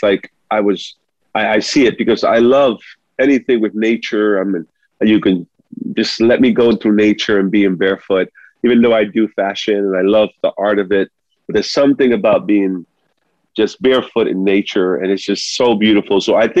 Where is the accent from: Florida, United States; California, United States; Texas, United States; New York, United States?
New York, United States; New York City; first language Spanish; English is a second language; also born or lived in Sabana Grande, Puerto Rico; I came when I was like maybe 3 years old. So I was raised in the Bronx